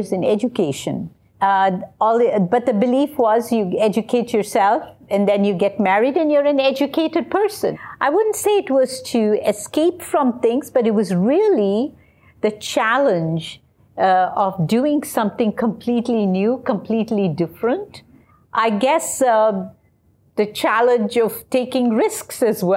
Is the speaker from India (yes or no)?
yes; South India, India; I'm from the southern part of India. And like Zareen, I grew up in a very conservative Tamil family